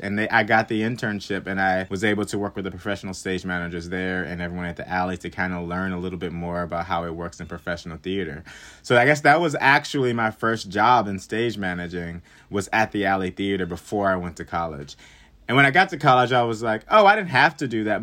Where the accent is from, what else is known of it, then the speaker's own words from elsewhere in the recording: Hockley, Texas, United States; moved away as an adult; also born or lived in Webster Conservatory (college); now in New York City, United States; I'm originally from Houston, Texas. Um, I say Houston, Texas, but it's actually a little town right outside of Houston, Texas called Hockley. So I grew up on a ranch.